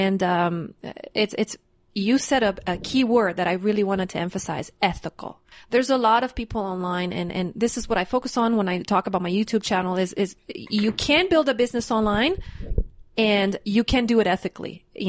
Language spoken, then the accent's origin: English; Canada; now in Mexico; I'm a Canadian citizen and I make money in US and I live in Mexico.